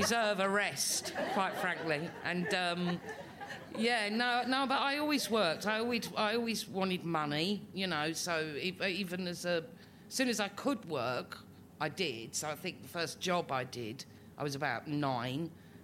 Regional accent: London, United Kingdom; living in Islington, growing up in Islington, and I've not moved in. I'm not new Islington. I'm old Islington

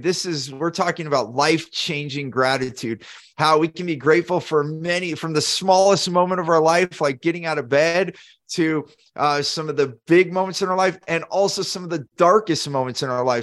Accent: Silicon Valley, California, United States; I grew up in Silicon Valley, so there's a lot of competition on startups

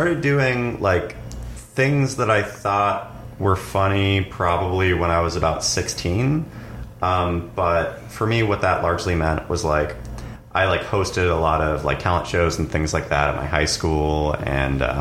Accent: Marysville, Washington, United States; now in Los Angeles, United States; I'm from Washington State. I grew up in a small town called Marysville that's like about 45 minutes north of Seattle on the I-5 corridor.

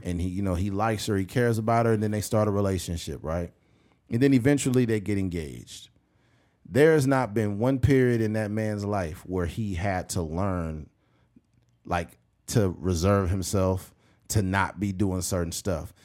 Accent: United States; we're American citizens

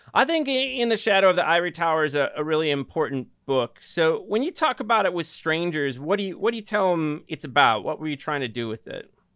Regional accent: Joliet, Illinois, United States; I'm from the Chicagoland. I was born in Joliet, Illinois

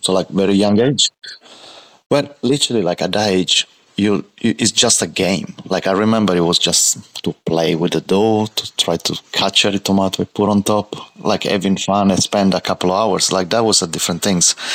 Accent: Martina Franca, Apulia, Italy; moved away as an adult; now in Australia; in, and raised in Martina Franca, which is a small city in uh, Puglia.

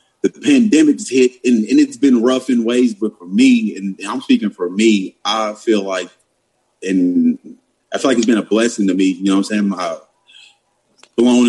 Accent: Madisonville, Kentucky, United States; she grew up where I grew up in Madisonville, Kentucky

